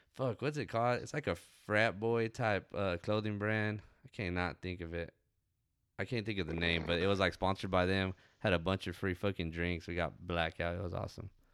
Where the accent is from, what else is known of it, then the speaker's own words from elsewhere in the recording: Ozona, Texas, United States; there's a old like river that we go to in my hometown called Pandale.